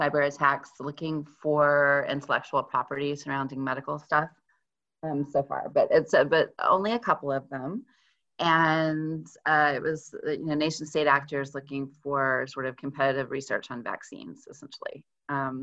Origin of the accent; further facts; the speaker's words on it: Texas, United States; now in Western Massachusetts, United States; I'm originally from Texas, and I really, really miss Mexican food because I live in Western Massachusetts now